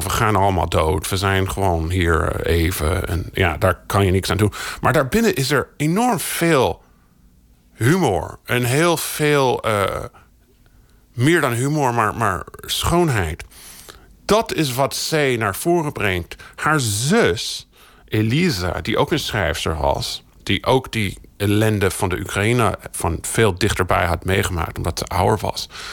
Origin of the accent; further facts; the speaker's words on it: United States; moved away; also born or lived in Brazil; Ik ben in de Verenigde Staten opgegroeid